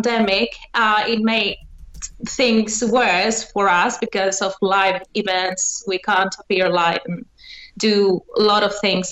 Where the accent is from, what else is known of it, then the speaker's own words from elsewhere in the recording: Athens, Attica, Greece; I'm from Athens